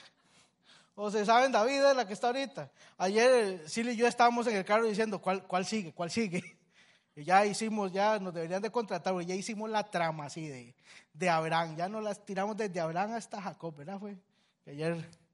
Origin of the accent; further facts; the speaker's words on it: Costa Rica; somos los, los ticos